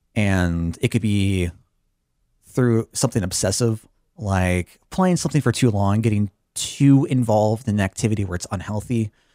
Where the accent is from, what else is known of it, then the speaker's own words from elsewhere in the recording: Chicago, Illinois, United States; I'm from the Chicago area